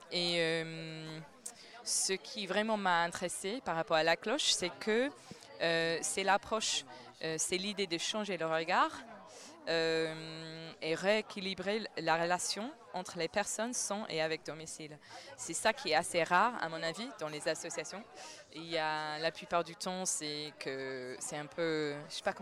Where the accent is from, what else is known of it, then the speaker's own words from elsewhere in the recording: London, United Kingdom; French is a second language; now in Paris, France; je suis de Londres